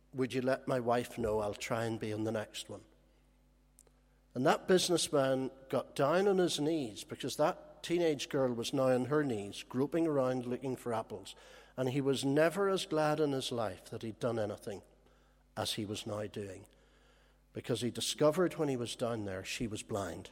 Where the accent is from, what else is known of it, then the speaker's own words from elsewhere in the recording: Holywood, Northern Ireland, United Kingdom; when I grew up in Hollywood, there was a gang of us where I lived